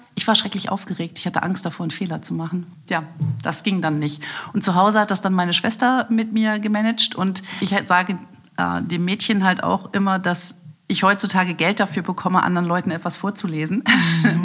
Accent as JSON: {"language": "German", "town": "Aachen", "region": "North Rhine-Westphalia", "country": "Germany", "tie": "born or raised there", "also_born_or_lived": "Düsseldorf", "said": "geboren wurde ich in Düsseldorf, aber ich habe dort nur die ersten drei Tage meines Lebens verbracht und danach brachten meine Eltern mich nach Aachen, wo meine Familie mittlerweile wohnte und ich betrachte mich als Uraachener als Öschermädchen."}